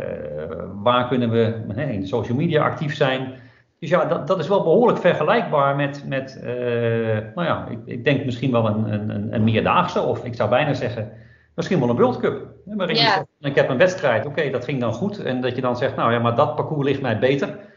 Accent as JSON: {"language": "Dutch", "country": "Netherlands", "said": "Daar word je als Nederlander in ieder geval even wat meer wereldburger van. Uh, merk je dat wij dan een heel direct volkje zijn."}